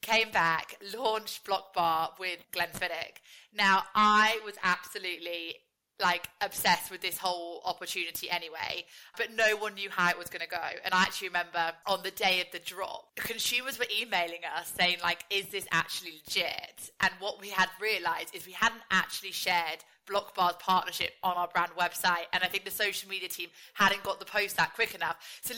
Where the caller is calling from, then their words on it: East of England, United Kingdom; I'm dialing in from Hertfordshire.